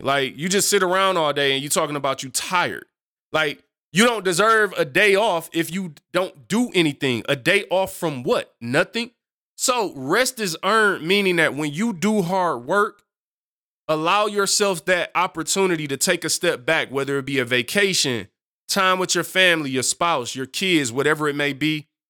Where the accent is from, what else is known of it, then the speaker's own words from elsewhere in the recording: United States; speaking as an American